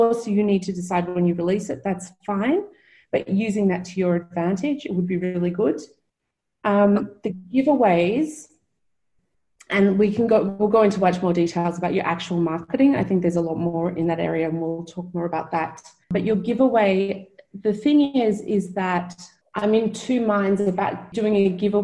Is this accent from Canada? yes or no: no; Melbourne, Victoria, Australia; moved away; I'm from Melbourne in Australia